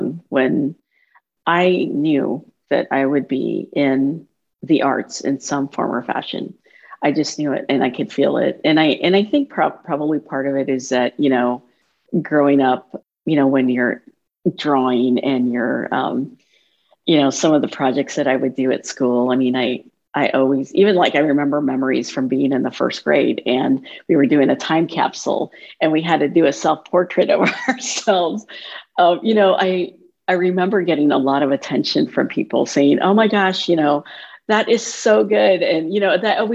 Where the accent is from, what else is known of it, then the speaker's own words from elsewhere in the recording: Minden, United States; our experience growing up in Minden